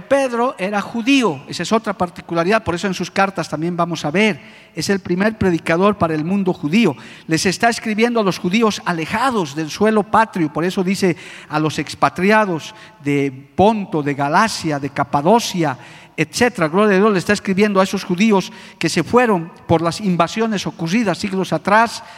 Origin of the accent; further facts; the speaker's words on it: Bolivia; nosotros como bolivianos